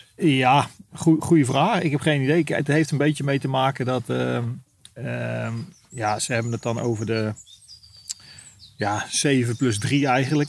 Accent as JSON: {"language": "Dutch", "country": "Netherlands", "said": "als Nederlander"}